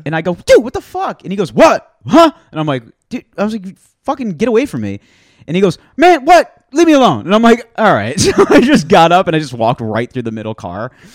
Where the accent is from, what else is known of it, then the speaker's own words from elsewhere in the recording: New Jersey, United States; also born or lived in Syracuse, New York; now in Queens, New York, United States; I was born in New Jersey